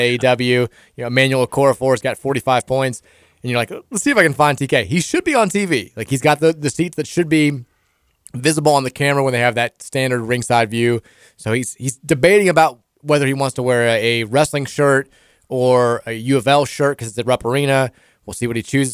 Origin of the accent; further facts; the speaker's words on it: Louisville, Kentucky, United States; also born or lived in Iowa / Dayton, Ohio; I'm from Louisville, Kentucky